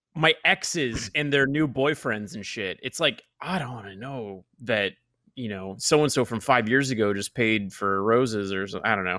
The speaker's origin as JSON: {"language": "English", "region": "Oklahoma", "country": "United States", "tie": "born or raised there", "moved": "yes", "said": "I'm from Oklahoma"}